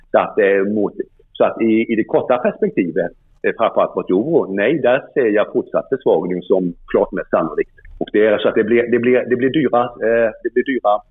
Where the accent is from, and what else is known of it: Sweden